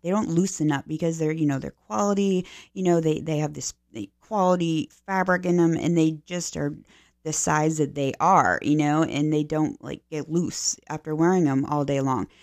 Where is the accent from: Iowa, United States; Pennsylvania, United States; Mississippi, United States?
Pennsylvania, United States; now in Florida, United States; I'm from Pennsylvania originally